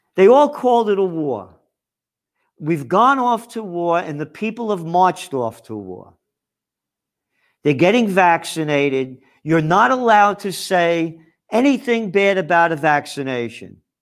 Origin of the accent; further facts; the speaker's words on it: New York City, New York, United States; from the Bronx, born in the Bronx